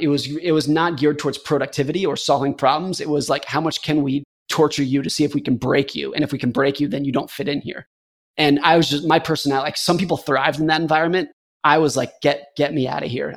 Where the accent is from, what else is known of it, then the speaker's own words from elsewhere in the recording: United States; I was a competitive ski racer growing up in Lake Tahoe